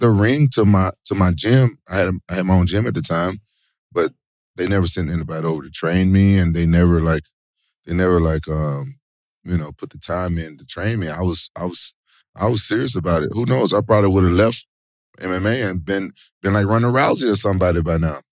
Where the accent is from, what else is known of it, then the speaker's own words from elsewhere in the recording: Memphis, Tennessee, United States; moved away as an adult; also born or lived in Japan; I'm from Memphis, and my oldest brother was a big pro wrestling fan. So, it was like I, I grew up watching them